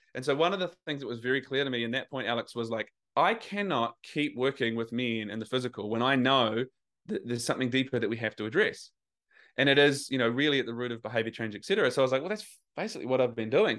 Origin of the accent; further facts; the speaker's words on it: New Zealand; moved away as an adult; now in Australia; I live in Australia, I'm from New Zealand, but I was trying to grapple with my accent.